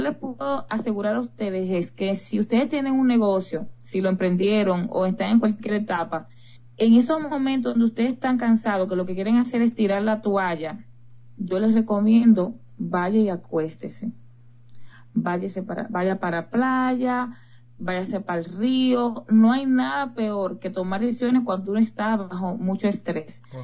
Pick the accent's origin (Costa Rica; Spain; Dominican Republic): Dominican Republic; yo soy dominicana